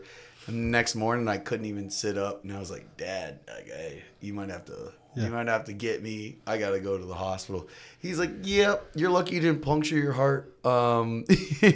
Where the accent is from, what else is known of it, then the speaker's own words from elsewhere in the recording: Florida, United States; now in Canada; I grew up in Florida